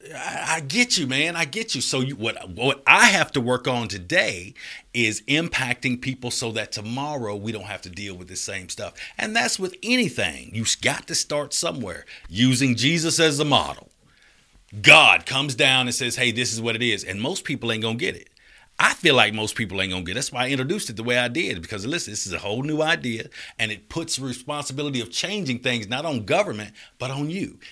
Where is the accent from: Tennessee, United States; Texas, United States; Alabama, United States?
Alabama, United States; Birmingham; moved away; also born or lived in Florida / Augusta, Georgia / Atlanta; I'm from Birmingham